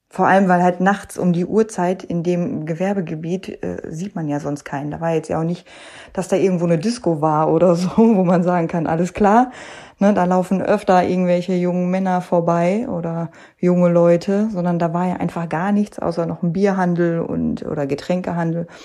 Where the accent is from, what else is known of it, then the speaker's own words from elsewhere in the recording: North Rhine-Westphalia, Germany; die haben halt geschockt, wie man das ja so schön nennt bei uns im Ruhrgebiet, ne?